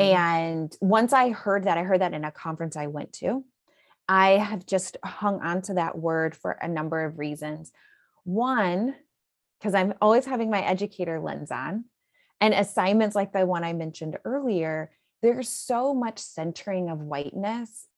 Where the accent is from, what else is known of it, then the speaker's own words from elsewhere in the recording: Illinois, United States; moved away as an adult; now in Houston, United States; I'm originally from Illinois.